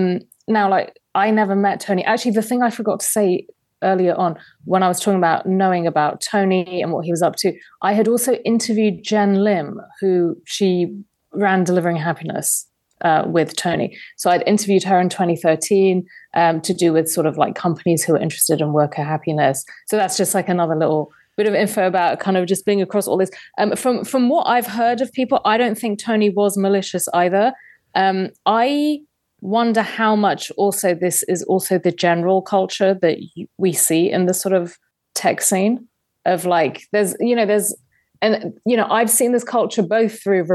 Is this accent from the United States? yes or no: no; London, United Kingdom; I grew up in London, in England.